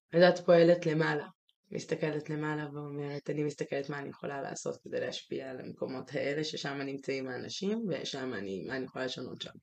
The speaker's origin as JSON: {"language": "Hebrew", "town": "Jerusalem", "region": "Jerusalem District", "country": "Israel", "tie": "born or raised there", "moved": "as an adult", "said": "ירושלים, זה המקום ש, שגדלתי בו, כי הייתי בו כל עשרים ושלוש השנים הראשונות של חיי בעצם"}